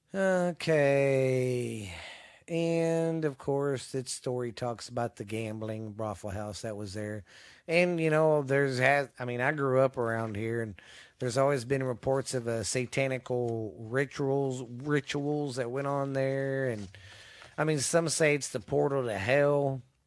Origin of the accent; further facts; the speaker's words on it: Mineral Wells, Texas, United States; the town I live in, my hometown of Mineral Wells